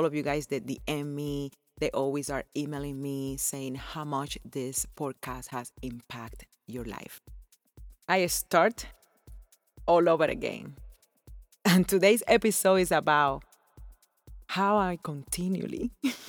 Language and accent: English; Cuba; moved away as an adult; also born or lived in Las Vegas, United States; now in Florida, United States; growing up in Cuba and how I came to live here in America.